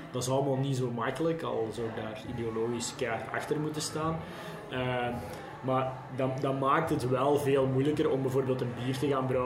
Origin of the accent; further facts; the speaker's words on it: Belgium; Die je eigenlijk anders als Belg nooit zou tegenkomen.